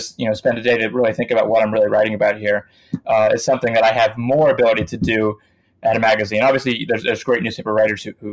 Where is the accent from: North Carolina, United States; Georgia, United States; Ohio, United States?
North Carolina, United States; Winston-Salem; moved away as an adult; I grew up in Winston-Salem, North Carolina